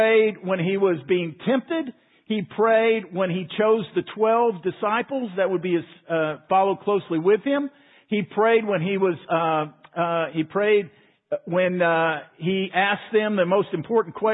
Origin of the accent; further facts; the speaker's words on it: Waco, Texas, United States; I grew up in Waco